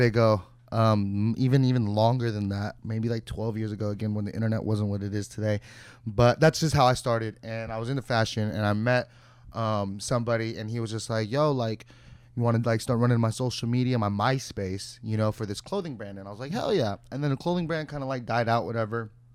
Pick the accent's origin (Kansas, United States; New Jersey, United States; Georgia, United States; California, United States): California, United States; Santa Clarita; I was working at like a boutique in my, my city where I grew up